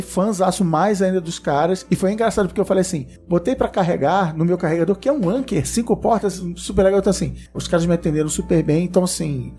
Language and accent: Portuguese; Brazil; como bom brasileiro